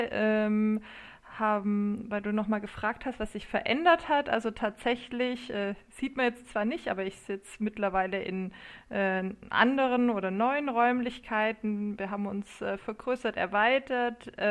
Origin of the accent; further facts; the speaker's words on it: Kornwestheim, Baden-Württemberg, Germany; now in Heidelberg, Germany; Ähm, ich komme eigentlich aus Kornwestheim bei Stuttgart. Ähm, also gute schwäbische Traditionen kann man, kann man, ja, auch, äh, kann man ja auch hier pflegen.